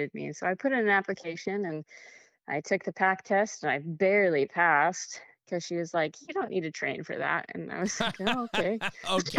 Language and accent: English; Wyoming, United States; now in South Carolina, United States; I was born and raised in Wyoming